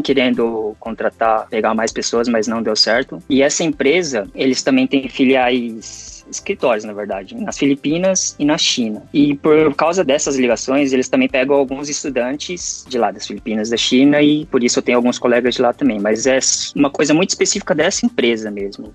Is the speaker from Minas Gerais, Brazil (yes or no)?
no; São Paulo, Brazil; moved away as an adult; now in Japan; eu sou de São Paulo, capital